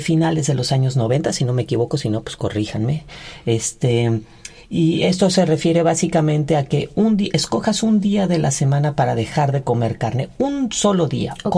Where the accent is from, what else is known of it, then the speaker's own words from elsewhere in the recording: Ixtapan de la Sal, State of Mexico, Mexico; now in Mexico City, Mexico; yo soy de Ixtapan de la Sal, Estado de México